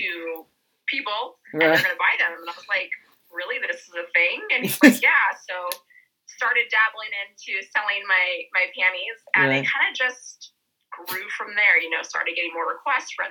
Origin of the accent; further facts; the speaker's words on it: Colorado, United States; I'm from Colorado, born and raised, native, never gonna leave, always gonna be here.